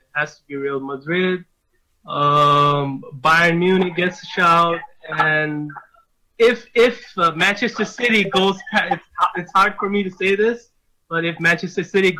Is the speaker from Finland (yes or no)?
no; Bangladesh; now in Minnesota, United States; I'm a Bangladeshi, but I'm calling from the United States.